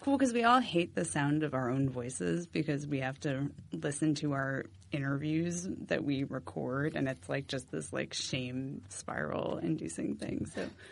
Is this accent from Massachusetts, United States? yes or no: yes; Massachusetts, United States; moved away as an adult; also born or lived in Philadelphia; I'm from Massachusetts. Um, I went to school in Philadelphia